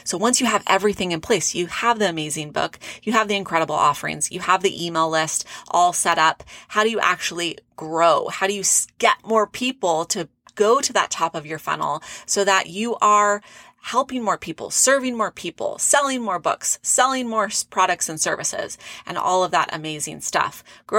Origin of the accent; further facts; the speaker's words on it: California, United States; close to where I grew up in Orange County, California. And it's always fun to go back. Love living in Arizona